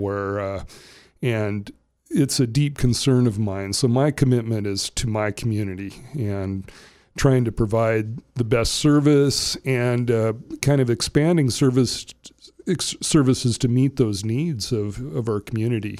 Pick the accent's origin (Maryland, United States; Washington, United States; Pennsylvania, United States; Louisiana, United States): Washington, United States; Ferndale; also born or lived in Bellingham, Washington; I grew up in Whatcom County. I was born in Bellingham. I grew up in the Ferndale area